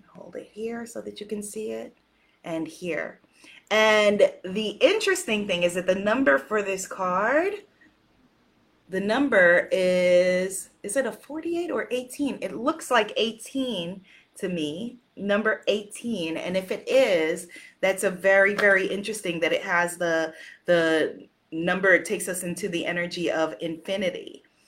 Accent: United States; also born or lived in Guyana; I'm an American

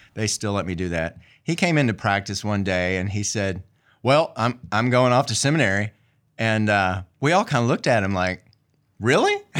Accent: Marion, United States; moved away as an adult; also born or lived in Virginia / Atlanta; I grew up there in Marion and then, uh, went off to college at a, at a small Methodist school

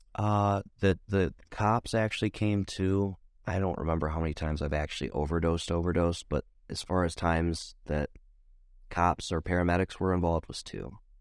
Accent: Ohio, United States; born or raised there

